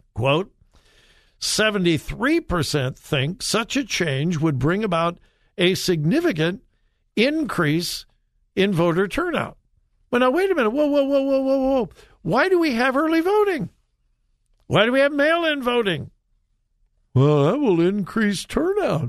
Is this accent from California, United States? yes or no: yes; Southern California, United States; I'm a child of the 60s. I'm from Southern California.